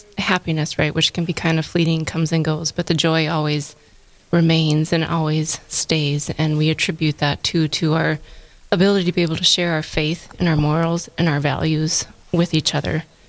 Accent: Pierce, South Dakota, United States; moved away as an adult; also born or lived in Seattle; now in Fargo, United States; We're both originally from Pierce, South Dakota, where we dated, and we dated for probably about 6 years before we decided to marry. We lived in Seattle for probably about 8 years before we moved to Fargo

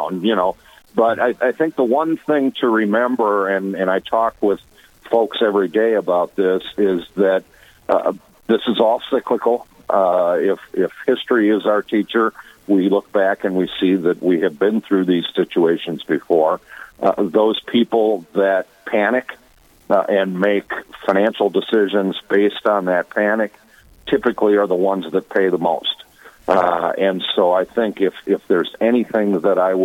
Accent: Watertown, South Dakota, United States; moved away; also born or lived in Virginia, Minnesota; I grew up after leaving Virginia. I grew up most of my years in Watertown, South Dakota

